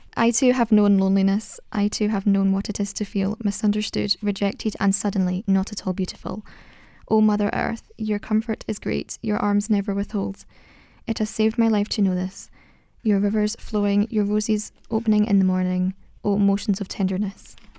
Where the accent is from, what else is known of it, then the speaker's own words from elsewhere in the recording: Scotland, United Kingdom; I'm from Scotland